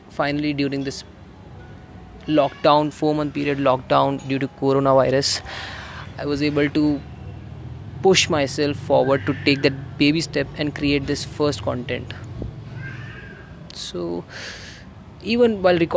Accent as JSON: {"language": "English", "region": "Delhi", "country": "India", "said": "I am from Delhi, a digital marketer and a middle class teenage guy."}